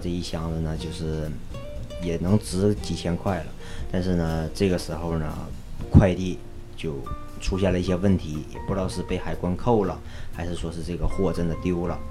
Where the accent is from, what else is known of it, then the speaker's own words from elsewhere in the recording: China; now in Los Angeles, United States; 我是中国人